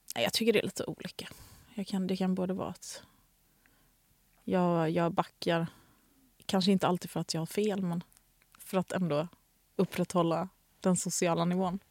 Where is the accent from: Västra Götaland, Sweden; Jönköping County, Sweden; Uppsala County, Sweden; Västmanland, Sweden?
Västra Götaland, Sweden; Gothenburg; jag växte upp vid eh, Ullevi som ligger halvnära Liseberg